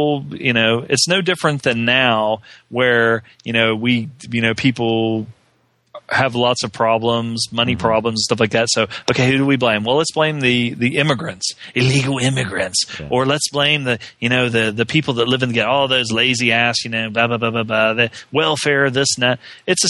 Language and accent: English; Southern United States, United States; growing up in the South, and of course, you know, most of my family